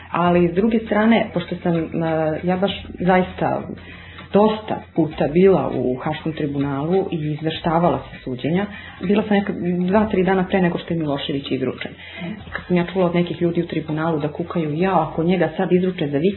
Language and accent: Croatian; Belgrade, Serbia; ja dolazim kao muslimanka iz Beograda.